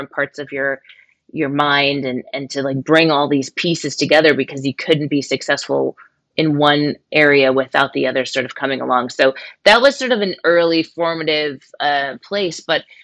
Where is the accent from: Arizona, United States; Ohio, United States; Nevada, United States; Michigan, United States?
Michigan, United States; I grew up in Michigan and I was surrounded by the auto industry